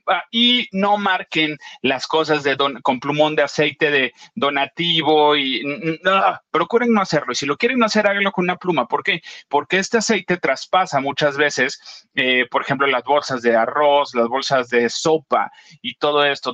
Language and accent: Spanish; Acapulco, Guerrero, Mexico; moved away; ver imágenes del lugar donde creciste y, pasaste muchas cosas, eh, tanto buenas como malas, verlo destruido